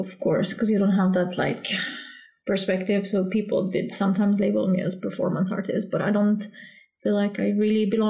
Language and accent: English; Slovenia; moved away as an adult; now in Gothenburg, Sweden; Originally, I'm from Slovenia